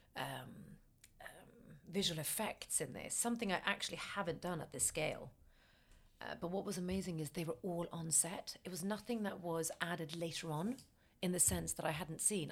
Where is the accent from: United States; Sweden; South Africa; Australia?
Sweden; Stockholm, Stockholm County; moved away as an adult; now in United Kingdom; I'm from Sweden, born in Stockholm